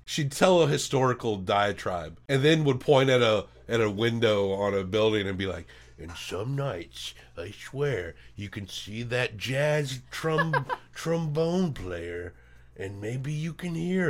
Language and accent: English; Nashville, Tennessee, United States; we're from Nashville.